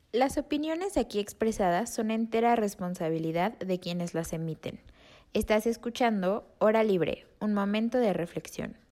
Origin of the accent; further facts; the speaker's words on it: Morelos, Mexico; moved away; yo vengo de Morelos, yo estoy acostumbrada a vivir en esta temperatura